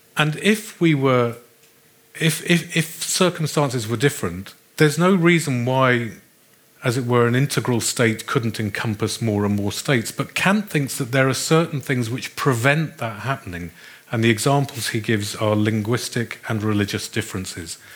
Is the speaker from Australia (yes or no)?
yes; Australia; I come from Australia